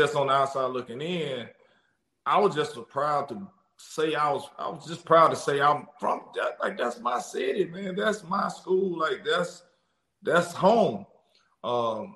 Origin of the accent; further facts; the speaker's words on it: Jackson, Mississippi, United States; I'm real Jacktown, right? Jacktown, I'm from here